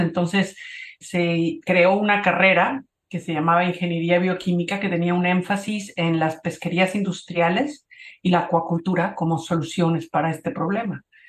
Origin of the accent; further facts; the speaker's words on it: Cuernavaca, Morelos, Mexico; also born or lived in Mexico City; yo nací en la Ciudad de México, pero como mis papás eran de la provincia, nos fuimos a vivir a Cuernavaca. A mi papá no le gustaba el tráfico en la ciudad. Entonces crecí en Cuernavaca